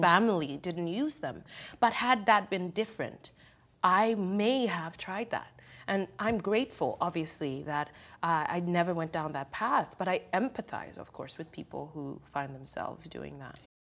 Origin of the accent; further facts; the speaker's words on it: Kenya; now in United States; growing up in Kenya